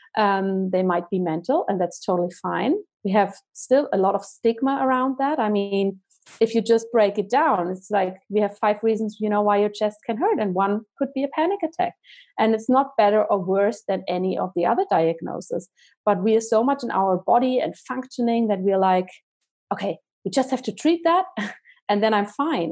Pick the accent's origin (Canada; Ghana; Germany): Germany; moved away as an adult; now in Zurich, Switzerland; I'm originally from Germany, but I live in Zurich, Switzerland with my family now.